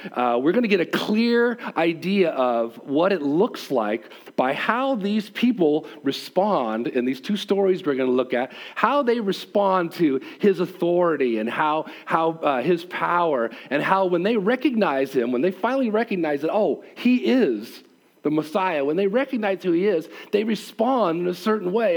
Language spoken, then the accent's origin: English; United States; being as an American